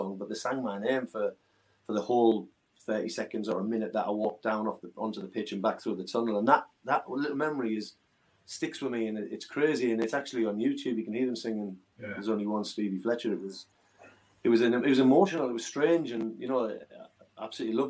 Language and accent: English; Hartlepool, North East England, United Kingdom; my hometown Hartlepool